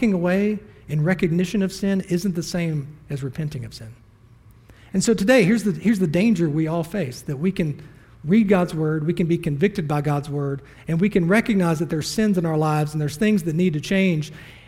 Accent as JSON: {"language": "English", "region": "the Bible Belt", "country": "United States", "tie": "born or raised there", "said": "I was raised in the Bible Belt. I can throw a rock and hit three churches at the same time."}